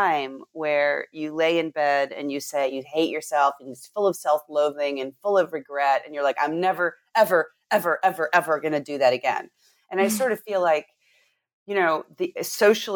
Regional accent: Southern California, United States; I was raised in Southern California

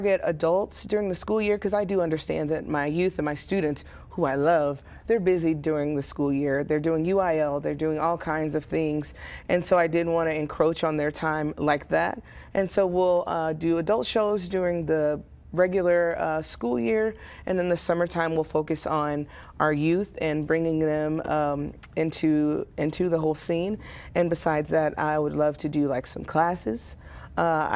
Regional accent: Waco, Texas, United States; I grew up here in Waco. I went to Alta Vista, then Carver, then Waco High, and graduated there

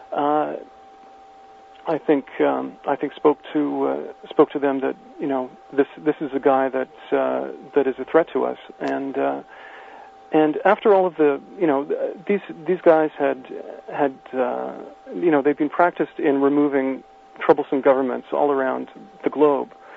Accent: Canada; as a Canadian

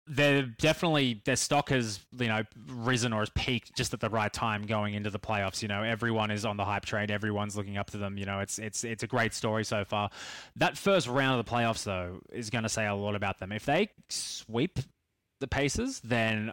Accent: Australia; being Australian

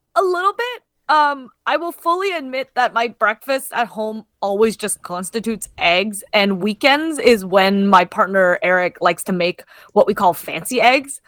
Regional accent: Canada; we're Canadian. We grew up with Tim Hortons

